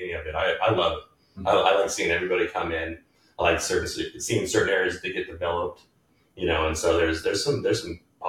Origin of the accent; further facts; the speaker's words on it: Star, Idaho, United States; also born or lived in Boise / Nampa / Eagle; I've been here 40 years. I was born in Boise, but moved into Star when I was very young. And so I've been in this area my entire life, between here, Nampa, and Eagle, primarily for 40 years.